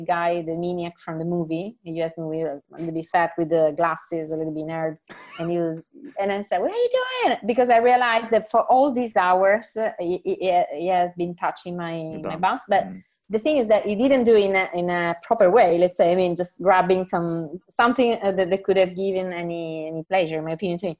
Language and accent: English; Sicily, Italy; English is a second language; I come from Sicily.